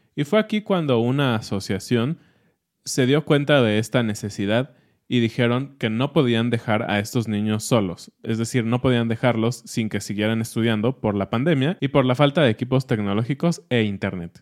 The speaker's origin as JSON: {"language": "Spanish", "country": "Mexico", "said": "somos mexicanos"}